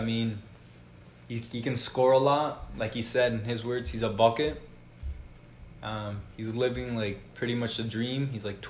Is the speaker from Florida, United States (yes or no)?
yes; Florida, United States; So since I'm from South Florida, like my team's the Heat